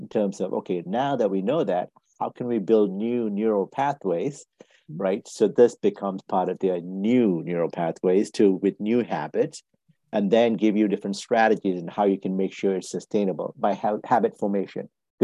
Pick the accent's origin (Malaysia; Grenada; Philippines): Malaysia; moved away as an adult; now in United States; I'm originally from Malaysia. I came to this country back in 1985 to go to school and work myself